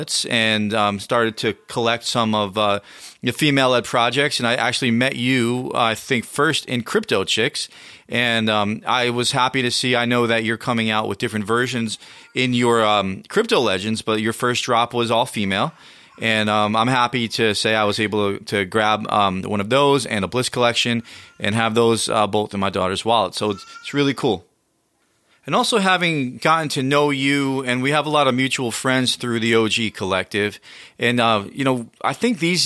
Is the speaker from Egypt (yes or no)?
no; United States; I'm the American version of you